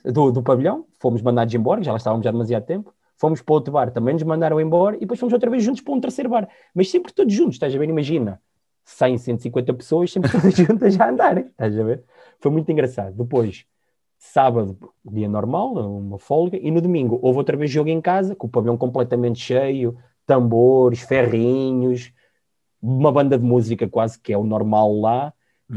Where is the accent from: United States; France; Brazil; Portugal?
Portugal; Sangalhos, Centro; moved away as an adult; also born or lived in Porto / Germany; eu sou da zona de Sangalhos, vivo na minha uhum. ilhada, na terra de Leitão, e fui com 17 anos, 18 fui para o Porto